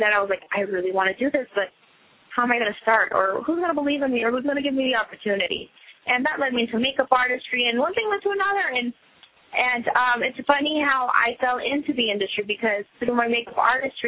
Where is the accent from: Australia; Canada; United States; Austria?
United States; Las Vegas, Nevada; also born or lived in Riverside, California; I am actually from California, and when I was younger, I moved down to Las Vegas with my family